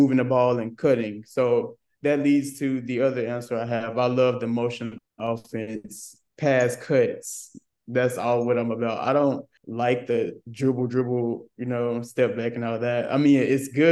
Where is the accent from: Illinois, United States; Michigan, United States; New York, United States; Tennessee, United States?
Tennessee, United States; Memphis; I'm from Memphis, Tennessee